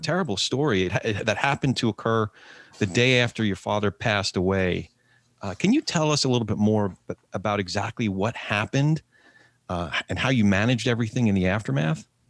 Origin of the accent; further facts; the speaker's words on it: New Jersey, United States; New Jersey Second District, my home state